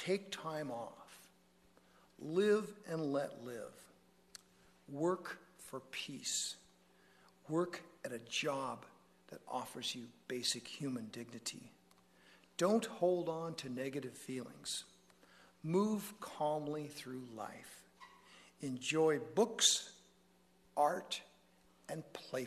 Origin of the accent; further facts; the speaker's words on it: United States; I consider myself pretty much a mainstream American Catholic.